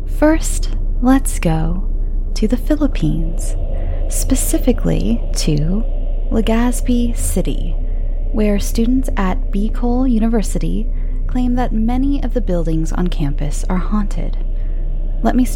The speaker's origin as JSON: {"language": "English", "country": "United States", "accent": "flat American", "said": "my flat American accent"}